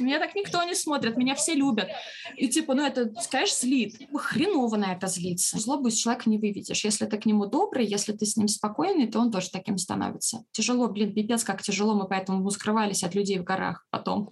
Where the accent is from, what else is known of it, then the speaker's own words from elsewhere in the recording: Russia; мы из России